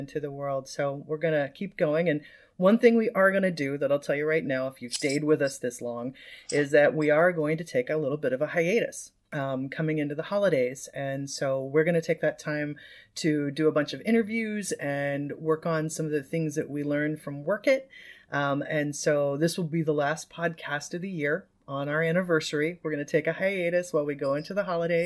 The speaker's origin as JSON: {"language": "English", "region": "Midwest", "country": "United States", "moved": "yes", "lives_now": "California, United States", "said": "I'm Midwestern Californian now"}